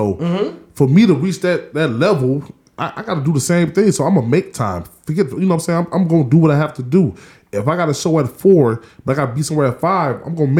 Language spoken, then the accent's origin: English; North Chicago, Illinois, United States; I'm from North Chicago, born and raised